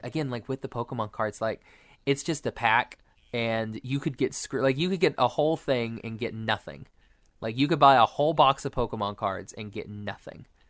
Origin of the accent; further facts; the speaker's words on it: Oklahoma, United States; I'm from Oklahoma